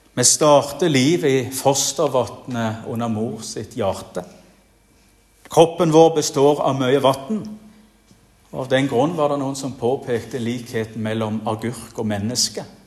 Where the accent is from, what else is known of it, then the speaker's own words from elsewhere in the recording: Jæren, Rogaland, Norway; moved away; also born or lived in Bergen; På Jæren, der jeg kommer ifra